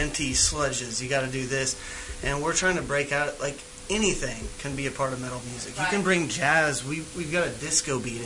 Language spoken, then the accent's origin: English; Kansas, United States; growing up in Kansas, you're surrounded by Christians a lot